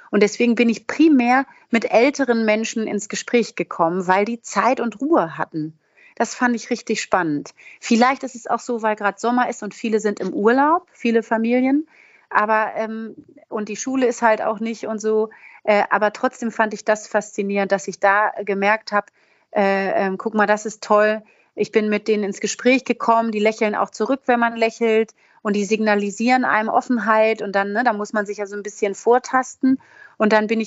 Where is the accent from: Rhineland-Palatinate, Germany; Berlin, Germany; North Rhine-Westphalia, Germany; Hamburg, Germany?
Hamburg, Germany; unabhängig jetzt von dem Vater und der Oma in Hamburg und meiner Kindheit in Hamburg